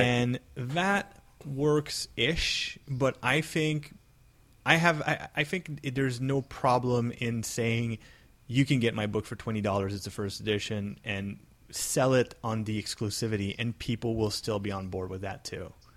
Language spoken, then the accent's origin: English; Canada; I'm Canadian